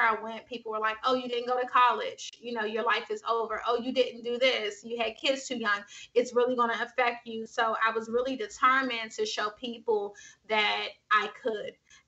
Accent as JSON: {"language": "English", "town": "Washington", "region": "District of Columbia", "country": "United States", "tie": "born or raised there", "said": "Yeah, I'm from Washington, D.C. So I grew up in Washington, D.C. Shout out to everybody that's listening that grew up in D.C."}